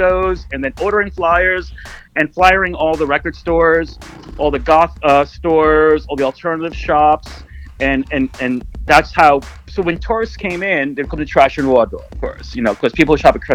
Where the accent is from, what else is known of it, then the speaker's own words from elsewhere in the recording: New York City, New York, United States; I'm from New York